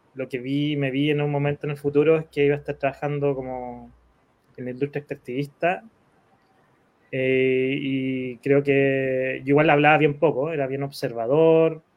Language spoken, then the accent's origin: Spanish; Chile